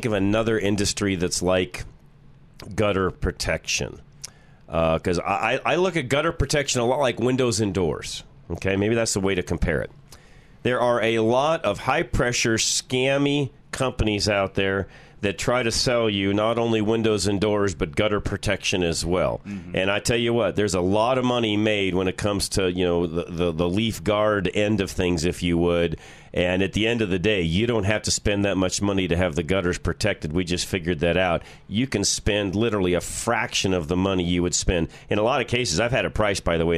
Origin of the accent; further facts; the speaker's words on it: Colorado, United States; where are you from? Colorado